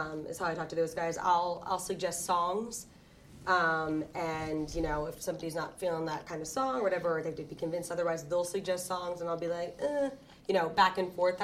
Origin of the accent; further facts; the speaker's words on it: Baltimore, Maryland, United States; Baltimore. So Baltimore, Maryland, born and raised, Middle River specifically.